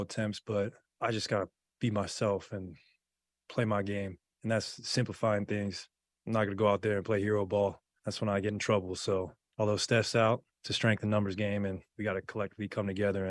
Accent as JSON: {"language": "English", "town": "Portland", "region": "Oregon", "country": "United States", "tie": "born or raised there", "said": "I fell in love with the game growing up in Portland, so it's going to mean the world to me."}